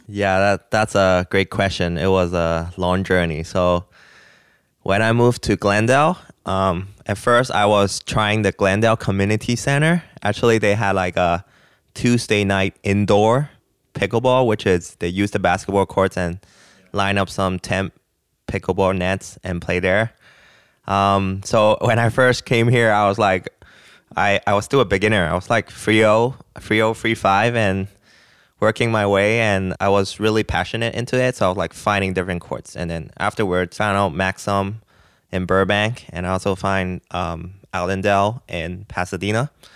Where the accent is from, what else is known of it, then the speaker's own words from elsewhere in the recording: Hong Kong; moved away as an adult; also born or lived in Nashville / Los Angeles; now in United States; I'm originally from Hong Kong. I came to the United States like seven years ago